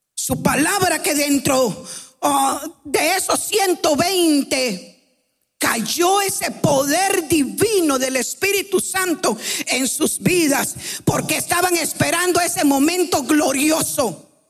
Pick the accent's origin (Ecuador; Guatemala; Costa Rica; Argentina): Guatemala; venimos de Guatemala